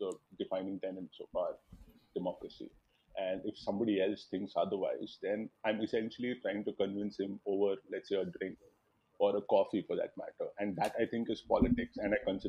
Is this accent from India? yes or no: yes; Visakhapatnam, Andhra Pradesh, India; I come from Vizag. It's in the northern coast of Andhra.